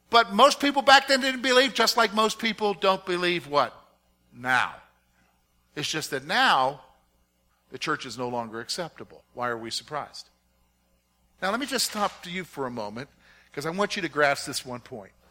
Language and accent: English; South Carolina, United States; also born or lived in Virginia; And a good portion of my growing up years was in South Caro